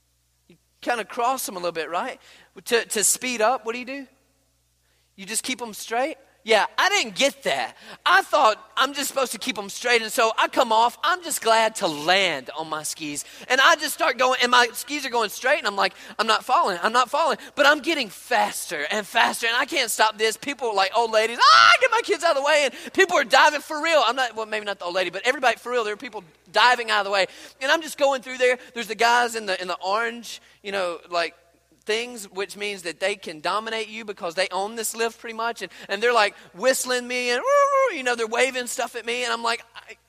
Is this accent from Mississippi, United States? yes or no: yes; Mississippi, United States; I'm from Mississippi, okay? I mean, like, we don't know nothing about snow skiing